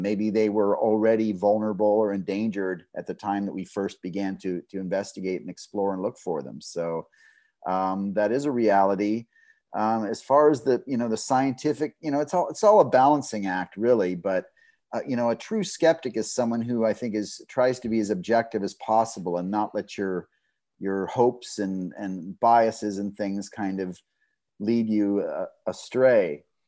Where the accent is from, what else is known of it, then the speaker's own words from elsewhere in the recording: Southeast Texas, United States; I grew up in Southeast Texas in kind of a swamp